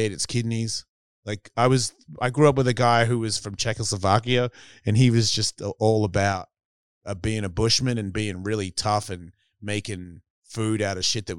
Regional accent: Australia; accent: Australian; So it just sounded like they wanted to hear me say some shit that would run along what they think Australians are.

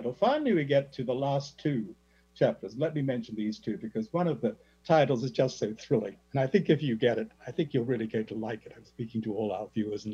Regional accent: Australia; my native Australia

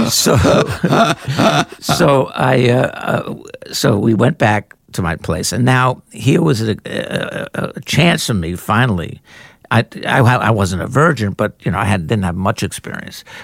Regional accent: New York City, New York, United States; growing up in Queens

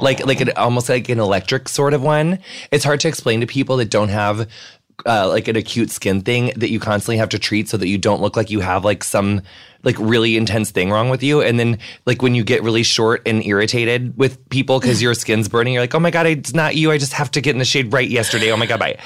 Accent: Illinois, United States; I'm from Illinois

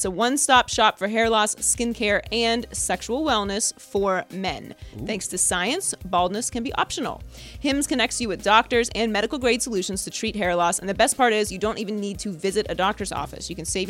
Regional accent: United States

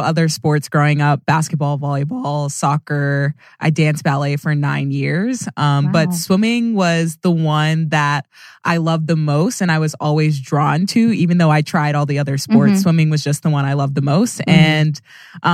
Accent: Sugar Land, Texas, United States; I've lived here my whole life. It's my hometown

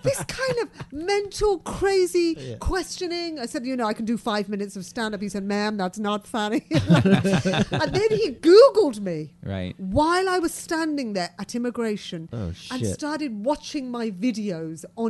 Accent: England, United Kingdom; accent: proper English; I'm from England. I'm British.

